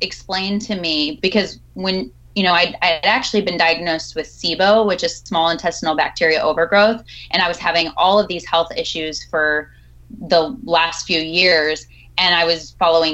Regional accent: Fort Worth, Texas, United States; moved away; also born or lived in Oklahoma; I've lived all over, but I actually grew up in Fort Worth

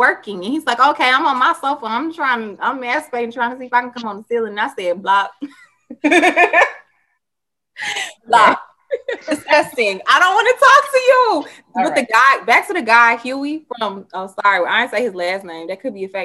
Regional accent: the South, United States; I am from the South, and so culturally it's a difference than, you know, up North

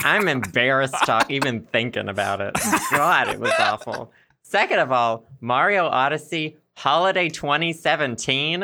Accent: Arkansas, United States; accent: Southern; also born or lived in Philadelphia, United States; my especially Southern accent

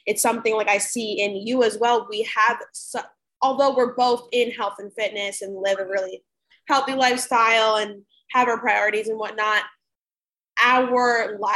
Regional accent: New Jersey, United States; I am from Central Jersey

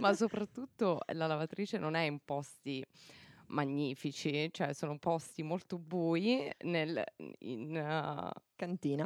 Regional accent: Policoro, Basilicata, Italy; moved away as an adult; now in Luxembourg

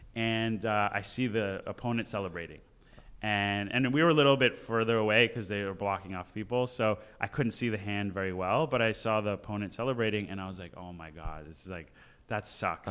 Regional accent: Los Angeles, California, United States; I grew up in the Valley

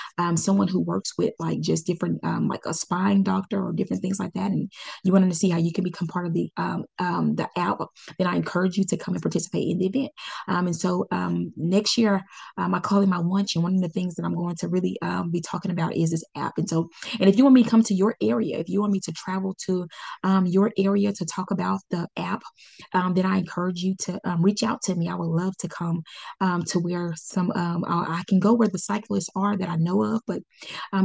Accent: Pine Bluff, Arkansas, United States; I started in my hometown. This is where I was born and raised.

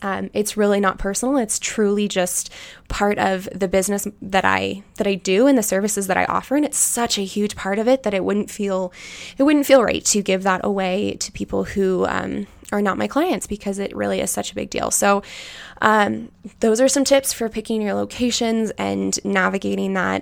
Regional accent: United States; I was born and raised in Tahoe

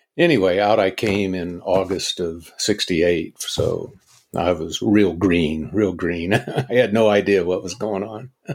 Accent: Atchison, Kansas, United States; little old Atchison, Kansas, which is, was my hometown

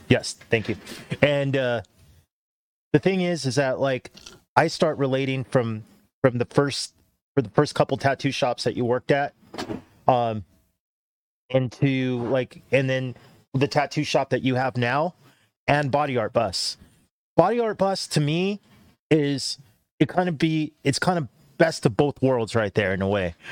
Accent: Cerritos, California, United States; I grew up in Cerritos, but a lot of my family was in Norwalk

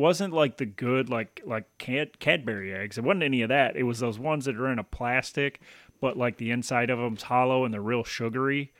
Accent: Tennessee, United States; moved away as an adult; also born or lived in Baton Rouge, Louisiana; now in Michigan, United States; moved to Tennessee and then spent the next 18 years in Tennessee

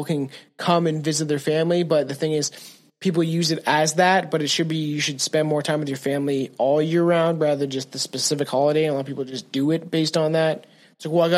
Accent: Canada; I'm a Canadian

